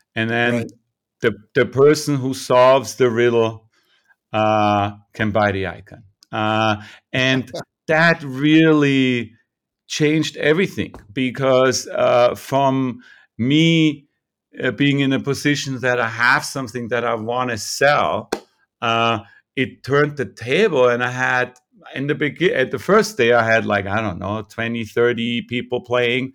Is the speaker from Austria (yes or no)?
yes; Vienna, Austria; moved away as an adult; also born or lived in New York; now in California, United States; I'm born in Vienna, Austria. Mm, so I grew up in Vienna in the 70s